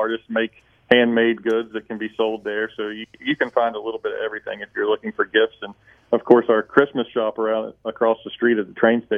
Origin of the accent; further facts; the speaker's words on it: Greenbrier County, West Virginia, United States; I grew up in Greenbrier County